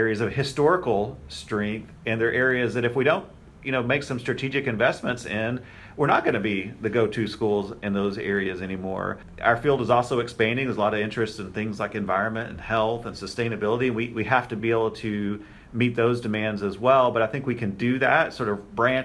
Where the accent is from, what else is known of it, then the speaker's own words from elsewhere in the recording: Texas Panhandle, United States; moved away as an adult; also born or lived in Kansas State / Mississippi State / Oklahoma State; now in Indiana, United States; I am a Texas native and I grew up in the Texas Panhandle.